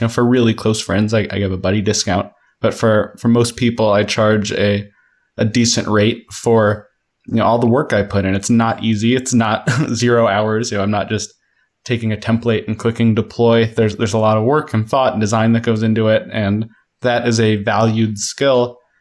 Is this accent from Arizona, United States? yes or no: no; Denver, Colorado, United States; moved away as an adult; I started kindergarten in Denver, and my sister was born in Denver, my little sister. So we were definitely a, a longtime Denver family